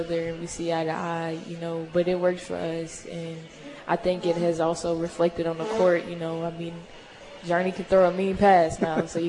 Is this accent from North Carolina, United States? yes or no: no; Lafayette, Louisiana, United States; moved away as an adult; now in Hutchinson, United States; growing up in Louisiana